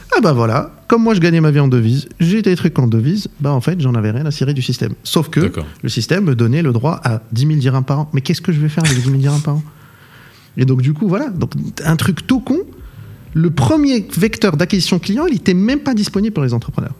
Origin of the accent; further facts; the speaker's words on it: Casablanca, Casablanca-Settat, Morocco; moved away as an adult; also born or lived in Paris; j'ai eu mon bac au Maroc, bac marocain sciences maths. ici, pas loin à Casablanca, dans le public